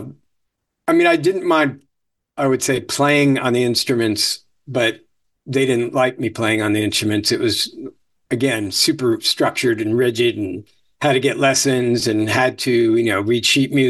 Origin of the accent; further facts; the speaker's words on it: Venice, Florida, United States; also born or lived in Chicago, Illinois / New York; I was born in Chicago. And then we got to Florida in the early 70s. So I got there in first or second grade